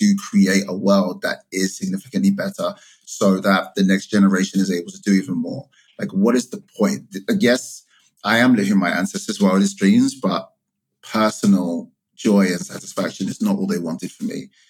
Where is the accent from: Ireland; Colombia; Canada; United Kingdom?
United Kingdom; now in United States; I am the child of a Ghanaian immigrant to the UK. I emigrated from the UK to the US.